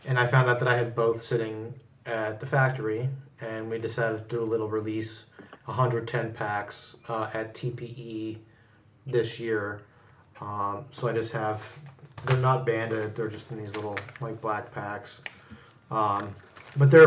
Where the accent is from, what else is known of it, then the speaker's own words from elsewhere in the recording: Youngstown, Ohio, United States; also born or lived in Champion, Ohio; I'm from Youngstown